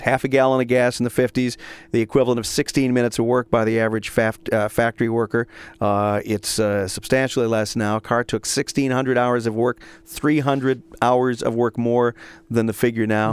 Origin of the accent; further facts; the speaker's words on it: Detroit, Michigan, United States; moved away; I grew up in Detroit, too